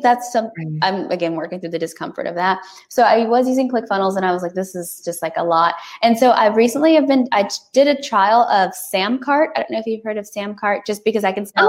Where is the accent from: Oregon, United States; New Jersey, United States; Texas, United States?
Texas, United States; I'm a Texan, like through and through